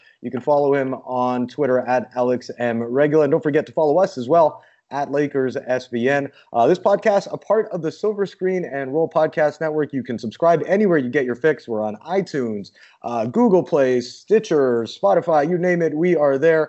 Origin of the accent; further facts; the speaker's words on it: Canada; I'm Canadian